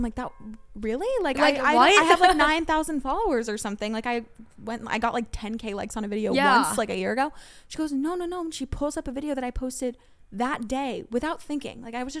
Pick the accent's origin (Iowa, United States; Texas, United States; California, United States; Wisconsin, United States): California, United States; Los Angeles; now in New York, United States; I'm from Los Angeles originally.